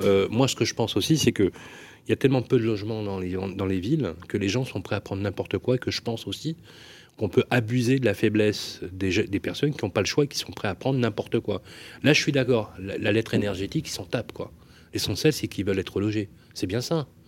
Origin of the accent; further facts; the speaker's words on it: Lyon, Auvergne-Rhône-Alpes, France; je suis né à la Croix-Rousse.